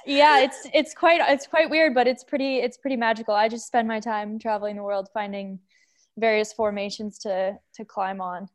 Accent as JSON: {"language": "English", "town": "Boulder", "region": "Colorado", "country": "United States", "tie": "born or raised there", "said": "I grew up in Boulder, Colorado."}